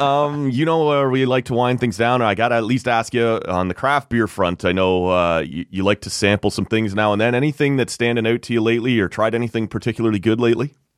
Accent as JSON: {"language": "English", "area": "Greater Toronto Area", "region": "Ontario", "country": "Canada", "tie": "born or raised there", "said": "my hometown, which I grew up in the G T"}